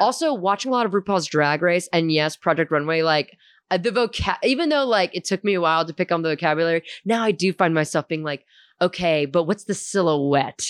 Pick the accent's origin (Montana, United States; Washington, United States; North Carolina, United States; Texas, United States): Texas, United States; Houston; also born or lived in St. Louis, Missouri; growing up in Hume and Houston